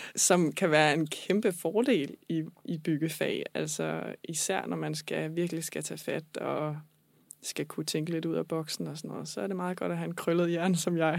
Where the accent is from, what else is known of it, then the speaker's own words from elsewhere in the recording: Falster, Zealand, Denmark; also born or lived in Copenhagen; jeg er oprindeligt fra Falster